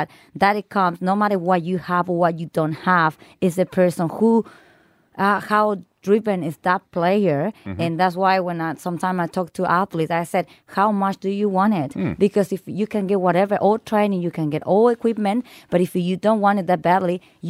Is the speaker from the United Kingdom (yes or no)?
no; Chile; now in Australia; I'm not from Brazil, but I'm from Chile, and I did not have what we have here. You know, I did not have grass. We play on the streets and we play on concrete